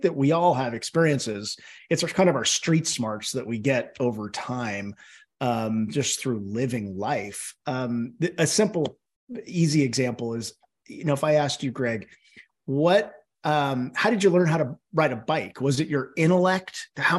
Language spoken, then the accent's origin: English; California, United States; Well, I grew up in the San Francisco Bay Area, and when I was three, my mother developed a mental illness.